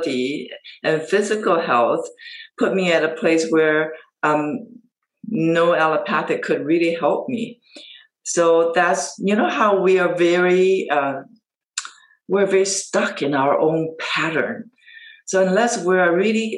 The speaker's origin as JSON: {"language": "English", "country": "Taiwan", "tie": "born or raised there", "moved": "as an adult", "said": "I was born and raised in Asia, in Taiwan."}